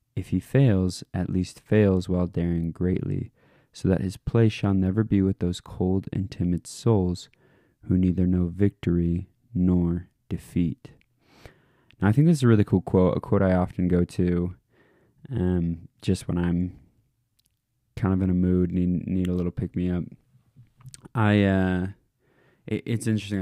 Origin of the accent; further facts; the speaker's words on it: Alaska, United States; moved away; I'm from Alaska originally